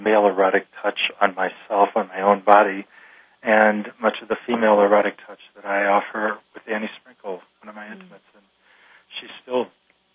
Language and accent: English; Midwest, United States; moved away; I was from the Midwest, and I was a Catholic boy who went to Catholic schools